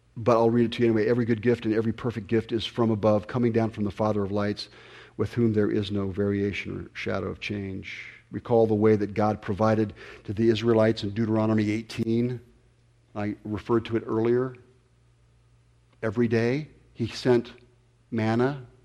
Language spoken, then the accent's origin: English; Ventura County, California, United States; I grew up here in Ventura County